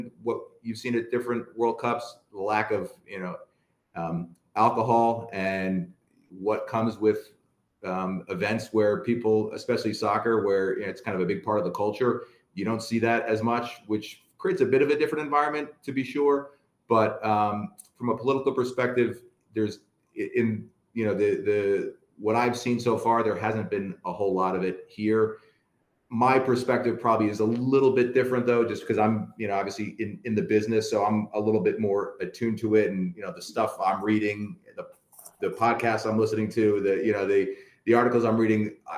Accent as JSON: {"language": "English", "country": "United States", "also_born_or_lived": "Wales", "said": "I'm an American."}